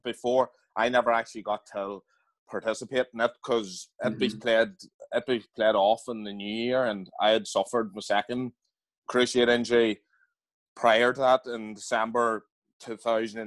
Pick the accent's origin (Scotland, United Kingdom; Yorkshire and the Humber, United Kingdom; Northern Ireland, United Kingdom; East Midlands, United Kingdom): Northern Ireland, United Kingdom; Dromore; also born or lived in Belfast; I'm from Dromore and County Throne, it's a big GAA community